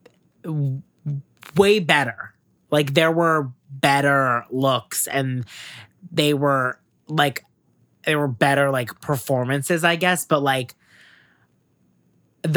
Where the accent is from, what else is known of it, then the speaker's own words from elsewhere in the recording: United States; as an American